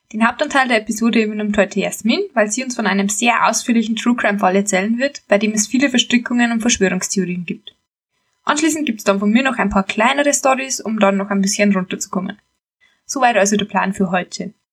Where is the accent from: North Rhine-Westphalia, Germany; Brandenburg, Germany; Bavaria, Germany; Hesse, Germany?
Bavaria, Germany; accent: Bavarian; wir kommen beide aus dem Bayerischen Wald und unterhalten uns normalerweise im Dialekt. Obwohl wir bei unserer Aufnahme versuchen, Bayerisch möglichst zu vermeiden, kann es trotzdem passieren, dass uns gelegentlich ein Ausdruck durchrutscht.